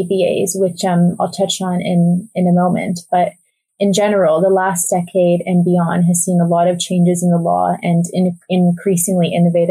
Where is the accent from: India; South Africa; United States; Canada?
Canada; Toronto, Ontario; moved away as an adult; also born or lived in Exeter; Originally from Toronto, I did my undergrad at U of T